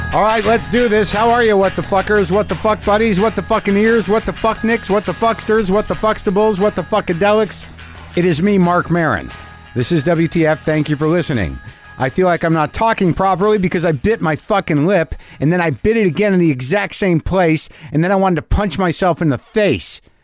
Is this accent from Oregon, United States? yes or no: no; New Jersey, United States; I was born in New Jersey.